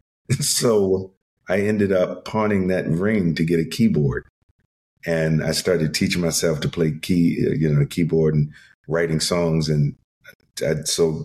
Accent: Chesapeake, Virginia, United States; moved away; Chesapeake, Virginia. It's a city outside of Norfolk, Virginia Beach.

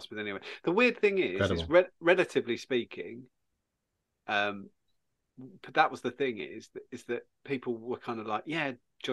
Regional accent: Suffolk, East of England, United Kingdom; born or raised there

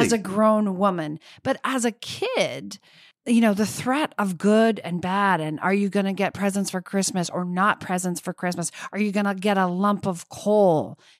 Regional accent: Vermont, United States; I grew up in Vermont, and one of my sisters still lives in the house I grew up

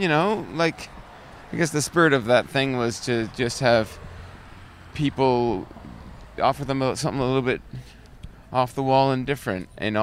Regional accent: Brampton, Ontario, Canada; now in Oakville, Canada; Well, I'm from Brampton, Ontario, but I live in Oakville now.

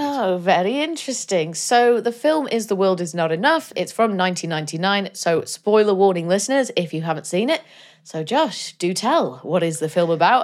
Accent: Denbigh, Wales, United Kingdom; I'm from I'm from Denby, just down the road from Colwyn Bay

